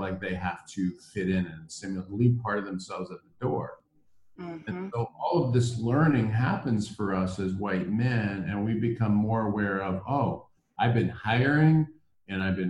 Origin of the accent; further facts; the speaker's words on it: Iowa, United States; moved away as an adult; also born or lived in Minnesota / Washington, D.C. / South Africa; I grew up in the Midwest. I grew up in Iowa